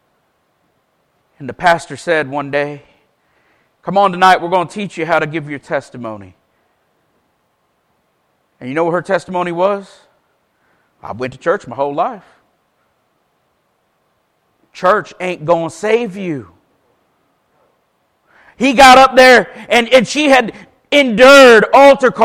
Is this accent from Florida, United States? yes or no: yes; Paisley, Florida, United States; moved away; I was raised in the First Baptist Church of Paisley. Ironically, I now live back in Paisley